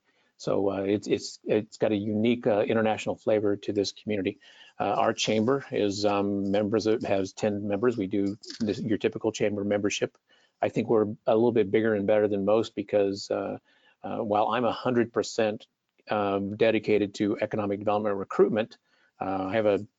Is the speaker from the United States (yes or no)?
yes; rural Illinois, United States; moved away as an adult; also born or lived in St. Louis; I was born and raised in very rural Illinois